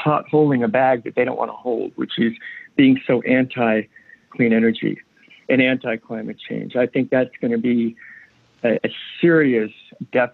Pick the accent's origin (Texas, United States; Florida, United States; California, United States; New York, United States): New York, United States; New York City; I grew up, I was born in New York City, and my schooling was there and lived there primarily during my childhood